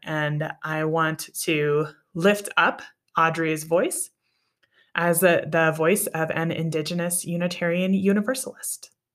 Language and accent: English; Wisconsin, United States; moved away; also born or lived in Arizona / Wyoming; I grew up in Wisconsin